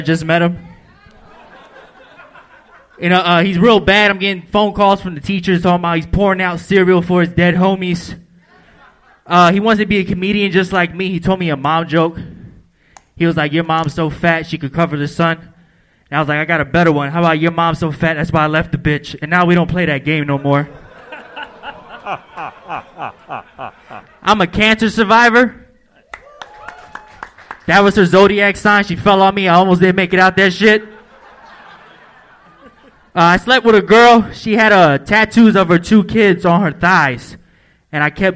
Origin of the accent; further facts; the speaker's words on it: Philadelphia, Pennsylvania, United States; now in Los Angeles, United States; I'm actually from Philadelphia, too.